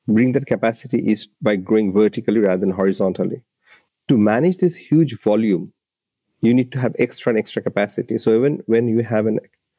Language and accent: English; Dhaka, Dhaka Division, Bangladesh; moved away as an adult; now in Australia; I grew up in Bangladesh at the Dhaka city